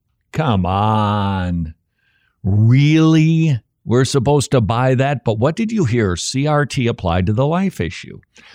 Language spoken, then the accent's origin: English; Northern United States, United States; born there; I wasn't born in the South. I really can't comment on slavery. I realize that I'm a Northerner by birth.